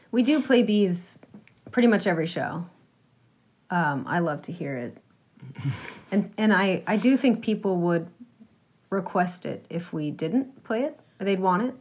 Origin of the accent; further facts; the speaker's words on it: Franklin, Massachusetts, United States; also born or lived in Boston; I grew up in Franklin, Massachusetts, and uh, moved to Boston